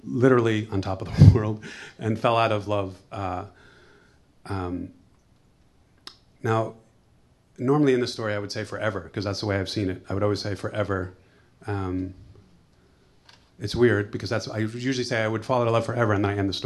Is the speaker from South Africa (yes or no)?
no; United States; also born or lived in New York; I'm American.